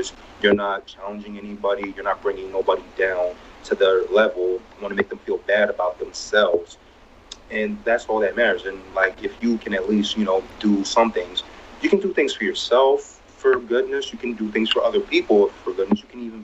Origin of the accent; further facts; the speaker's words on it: New Jersey, United States; I was born and raised in New Jersey